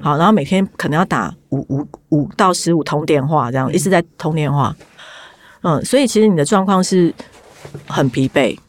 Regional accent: southern Taiwan, Taiwan; now in Taipei, Taiwan; 我们是南部人嘛，很早就就是在北部自己租房子

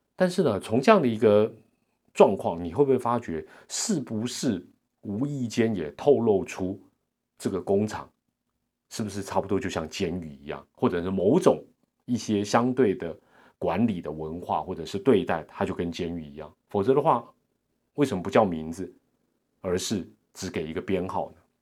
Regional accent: Taiwan; 我们台湾人

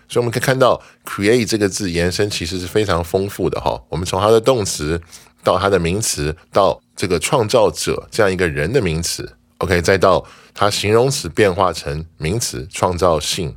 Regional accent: Taiwan; 我们台湾人

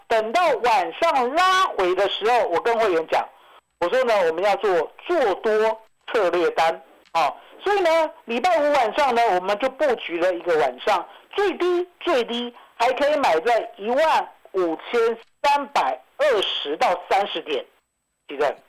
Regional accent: Taiwan; 我们台湾人愿意做的时候

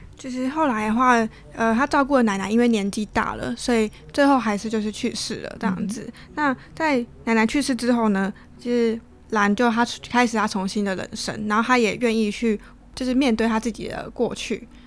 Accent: Taiwan; 我们台湾人平常吃的那个蛙贵

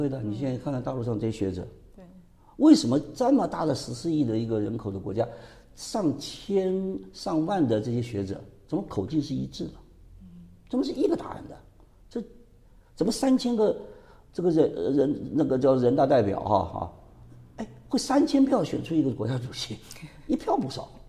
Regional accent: Sichuan, China; 不，我我们四川人你也晓得嘛，我们赶快去看看我们在那边的地下组织在哪里。

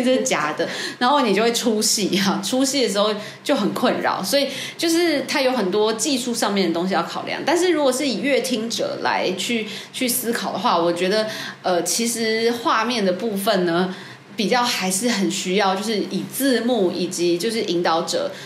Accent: Taiwan; 我们台湾人

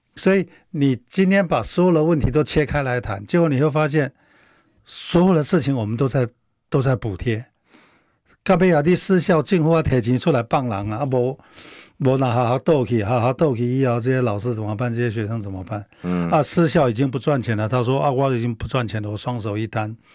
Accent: Taiwan; 像我小时候是一个农村家庭长大的小孩

